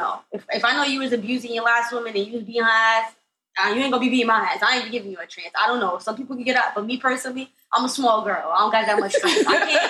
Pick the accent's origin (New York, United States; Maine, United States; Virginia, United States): New York, United States; New York City; I'm from Brooklyn, sorry, BX